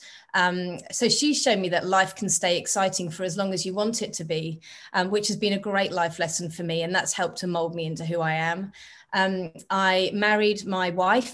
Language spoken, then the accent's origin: English; England, United Kingdom; moved away as an adult; also born or lived in Australia; now in Barcelona, Spain; I was born in England a long time ago, 42 years ago, but I've lived most of my adult life